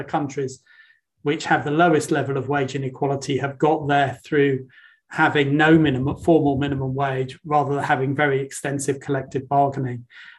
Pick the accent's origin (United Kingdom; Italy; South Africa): United Kingdom; maybe I'm British